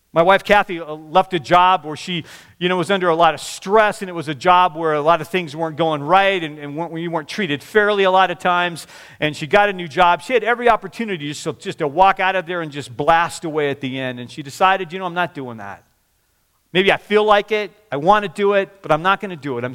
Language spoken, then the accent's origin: English; Washington, United States; also born or lived in Oregon / Seattle / Kirkland; growing up in Washington. I went to school in Oregon, moved back to Seattle.